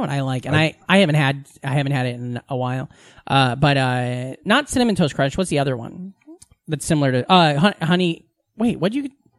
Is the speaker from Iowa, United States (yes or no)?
yes; Iowa, United States; moved away as an adult; now in New York, United States; Because I grew up in a small Iowa town, you know?